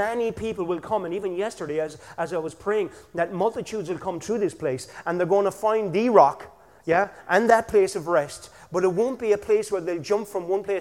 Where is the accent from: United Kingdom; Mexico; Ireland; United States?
Ireland; Killarney, Munster; I'm from Killarney